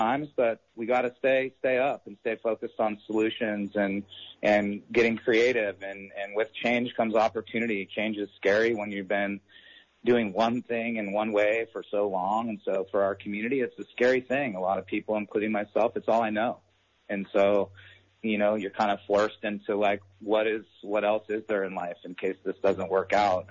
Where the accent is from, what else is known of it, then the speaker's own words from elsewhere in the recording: Garberville, California, United States; I was born and raised in Southern Humboldt in the Garberville area